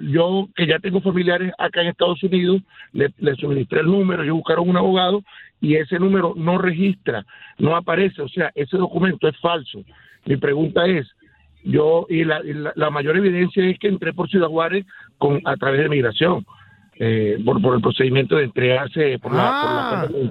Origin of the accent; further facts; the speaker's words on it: Venezuela; moved away as an adult; now in United States; Yo soy venezolano